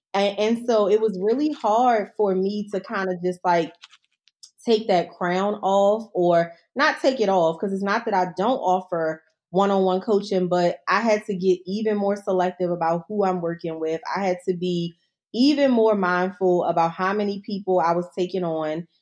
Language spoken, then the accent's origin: English; Baltimore, Maryland, United States; I'm not from D C, I'm from Baltimore